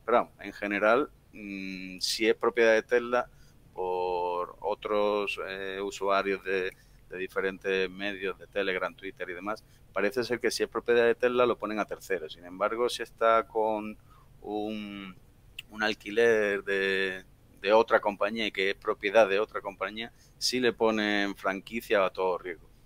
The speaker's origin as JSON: {"language": "Spanish", "town": "Seville", "region": "Andalusia", "country": "Spain", "also_born_or_lived": "Madrid area, Spain", "moved": "yes", "lives_now": "Madrid, Spain", "said": "yo soy de Sevilla del Sur y desde mi casa hasta casa de mis padres hay unos 540 kilómetros"}